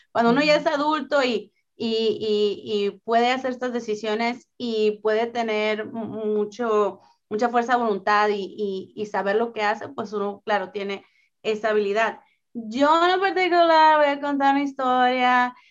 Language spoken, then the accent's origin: Spanish; northern Mexico, Mexico; yo soy del norte de México